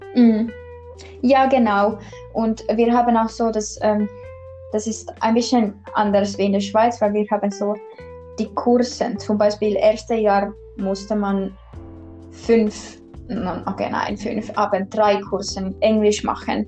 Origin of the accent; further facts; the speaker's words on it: Kotka, Kymenlaakso, Finland; German is a second language; moved away as an adult; now in Tampere, Finland; eigentlich in Finnland komme ich aus Kotka und Kotka liegt ganz im Süden